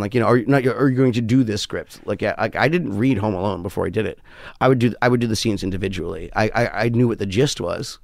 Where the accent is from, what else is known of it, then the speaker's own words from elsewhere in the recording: New York, United States; also born or lived in West Hollywood; I'm a New Yorker through and through